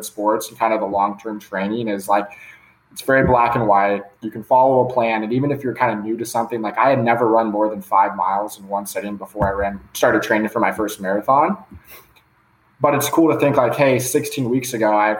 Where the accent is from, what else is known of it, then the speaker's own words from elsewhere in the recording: Palos Verdes, California, United States; also born or lived in Dallas, Texas; I'm from Palos Verdes, California, which is like 30 minutes south of LAX. It's in LA. Grew up just like a typical guy playing high school sports